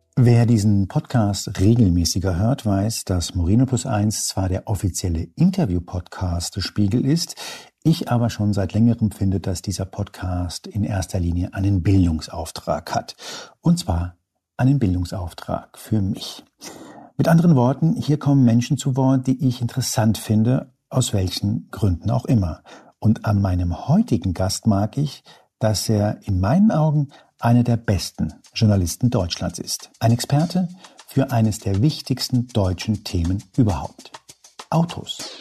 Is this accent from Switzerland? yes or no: no; Spain; moved away; ich bin gebürtiger Spanier